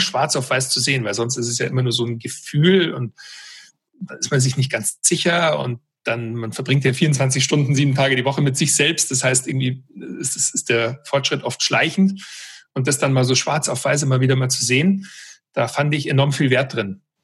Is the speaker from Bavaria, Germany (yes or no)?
yes; Weilheim, Bavaria, Germany; moved away as an adult; also born or lived in United States; ich bin ursprünglich aus Weilheim in Oberbayern und bin als Basketballer eigentlich so groß geworden